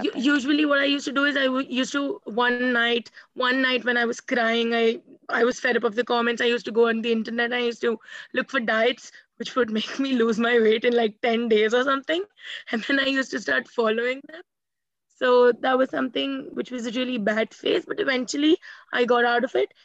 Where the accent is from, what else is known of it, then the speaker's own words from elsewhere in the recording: India; I'm from India